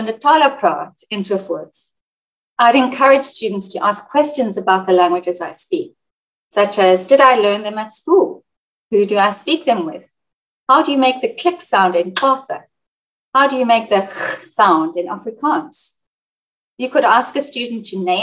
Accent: Sydney, New South Wales, Australia; also born or lived in South Africa / Egypt / United Kingdom; I'm a teacher and researcher from Sydney, Australia, but I've worked as a language teacher in South Africa, Egypt, and the United Kingdom

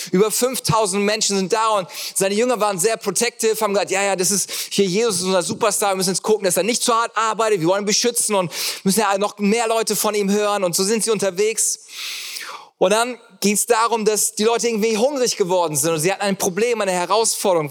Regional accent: Germany; ich liebe das als Deutscher

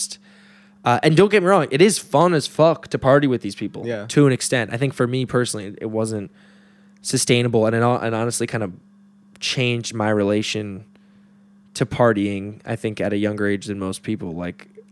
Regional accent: Harrison, New York, United States; I grew up in Harrison

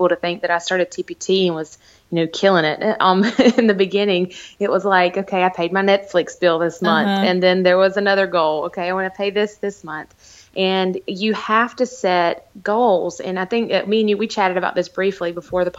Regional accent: the South, United States; I'm from the South

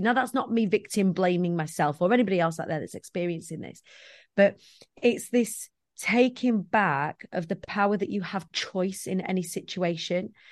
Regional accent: Preston, North West England, United Kingdom; I come from the Council of States of Preston

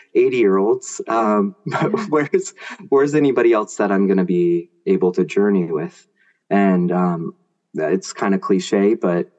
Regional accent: Grants Pass, Oregon, United States; also born or lived in San Francisco Bay Area, California; I moved when I was 1.5 from Bay Area to Grants Pass, Oregon. So my parish down there was St. Anne's

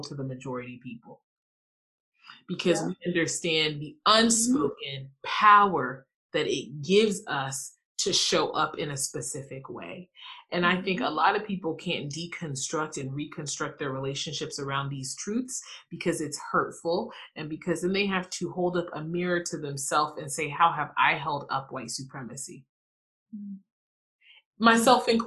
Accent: the rural South, United States; also born or lived in Ghana; I'm originally from Ghana, West Africa. I was raised, I think, in a very quote unquote Ghanaian way, but I was raised in the rural South.

